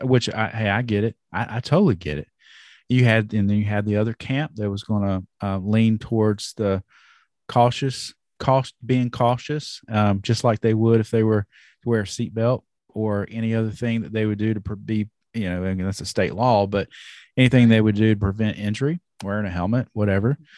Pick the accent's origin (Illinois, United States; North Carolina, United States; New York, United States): North Carolina, United States; I'm from North Carolina